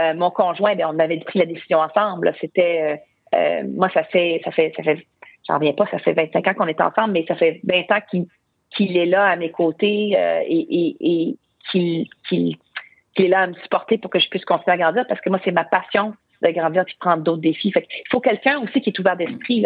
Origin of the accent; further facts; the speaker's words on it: Quebec, Canada; chez nous, au Québec, au Canada